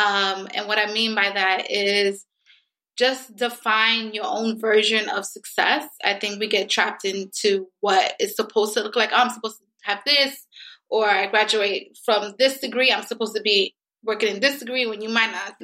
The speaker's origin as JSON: {"language": "English", "town": "New York City", "region": "New York", "country": "United States", "also_born_or_lived": "Bronx, New York", "said": "I'm from Harlem, El Barrio. And I currently live in the Bronx"}